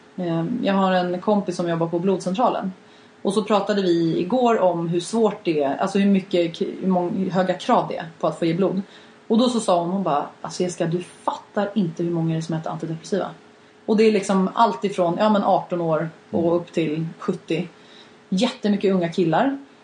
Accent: Sweden; som svensk

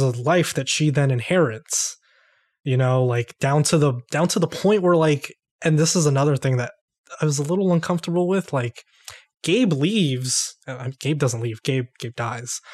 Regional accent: New York, United States; I'm from New York

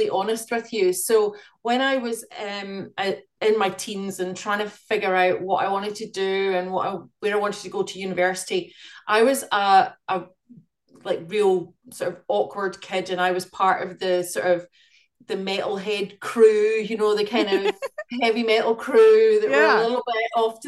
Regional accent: Glasgow, Scotland, United Kingdom; moved away as an adult; also born or lived in London; now in Wellington, New Zealand; I was in Glasgow in Scotland. That's where I'm from.

